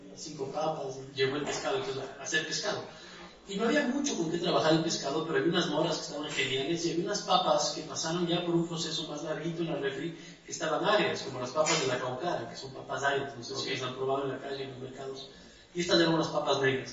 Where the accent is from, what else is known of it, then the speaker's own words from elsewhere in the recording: Andes, Ecuador; soy de Ecuador, soy de los Andes